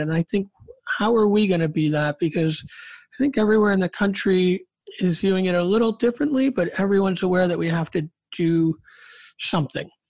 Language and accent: English; Rochester, New York, United States; I'm from Rochester